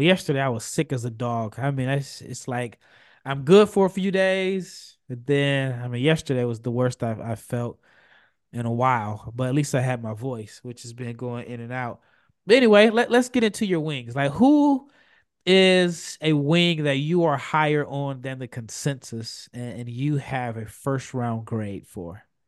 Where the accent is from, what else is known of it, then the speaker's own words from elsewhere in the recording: Omaha, Nebraska, United States; I'm from Omaha